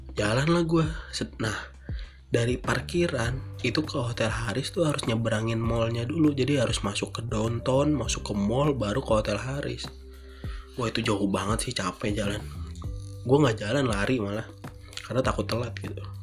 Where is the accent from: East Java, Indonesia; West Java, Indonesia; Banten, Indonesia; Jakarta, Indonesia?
West Java, Indonesia; Bekasi; di Bekasi yaitu kota gue